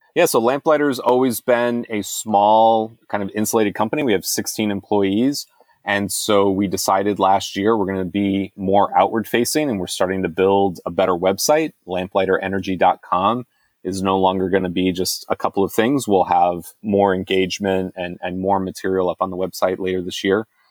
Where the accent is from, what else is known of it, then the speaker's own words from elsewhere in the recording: United States; I'm an American. I live in America